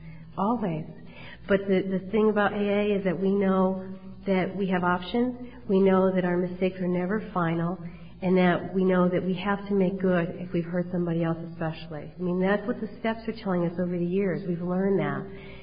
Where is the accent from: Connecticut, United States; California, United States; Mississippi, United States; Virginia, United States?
Connecticut, United States; Cheshire; now in Wallingford, United States; I have to tell you that I grew up in Cheshire, and right before I was getting married, I moved to Wallingford, Connecticut.